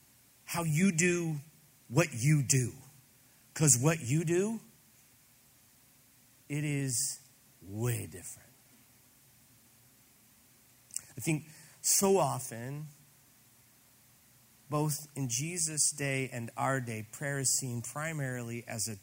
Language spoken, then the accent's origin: English; Granite City, Illinois, United States; I grew up in Granite City, Illinois, still mill town outside of St. Louis